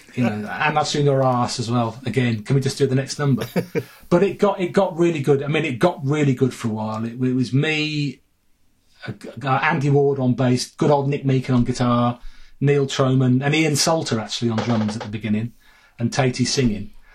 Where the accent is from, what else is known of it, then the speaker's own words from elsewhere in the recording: Sutton Coldfield, West Midlands, United Kingdom; moved away as an adult; also born or lived in Bath; I'm from Four Oaks